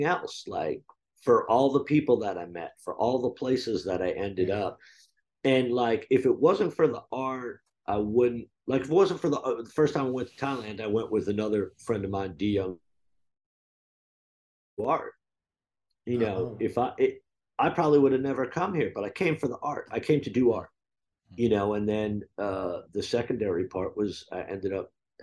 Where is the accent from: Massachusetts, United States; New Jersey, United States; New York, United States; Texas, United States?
New Jersey, United States; moved away; I grew up in New Jersey, and like there are certain things about me that are just super fucking New Jersey